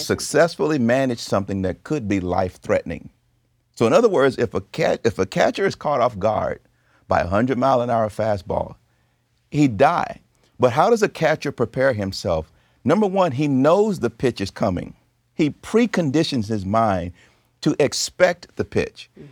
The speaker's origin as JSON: {"language": "English", "region": "the South", "country": "United States", "tie": "born or raised there", "said": "I grew up in the South"}